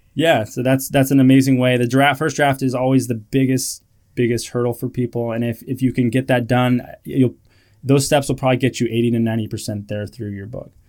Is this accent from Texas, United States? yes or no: no; California, United States; moved away as an adult; also born or lived in Iowa; I grew up in California